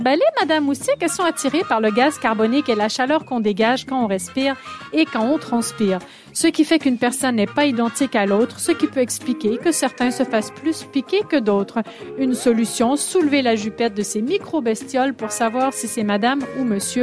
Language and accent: French; Quebec, Canada; accent: québécois; moved away; mon accent québécois